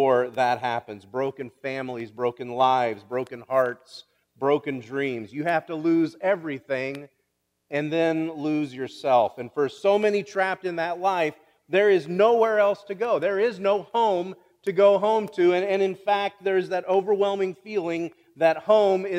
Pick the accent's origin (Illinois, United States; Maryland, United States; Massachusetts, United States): Illinois, United States; Kansas; I'm from Kansas, Illinois